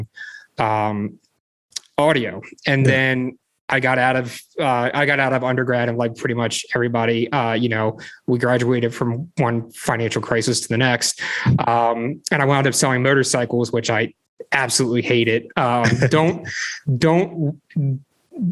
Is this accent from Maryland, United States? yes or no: yes; Frederick, Maryland, United States; I grew up in kind of out in the middle of nowhere up in Frederick. I've been in Maryland my whole life